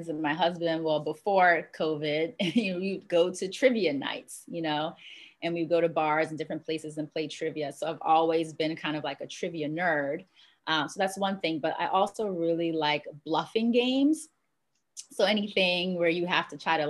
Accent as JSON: {"language": "English", "town": "Washington", "region": "District of Columbia", "country": "United States", "tie": "born or raised there", "also_born_or_lived": "Jamaica", "moved": "as an adult", "lives_now": "Los Angeles, United States", "said": "I'm originally from Jamaica. That's where my family's from. That's where I was born. But I was raised in Washington, D.C."}